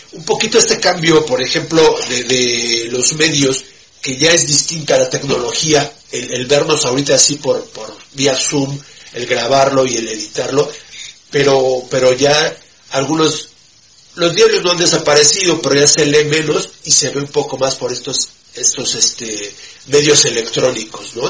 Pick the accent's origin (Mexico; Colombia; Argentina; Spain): Mexico; como los mexicanos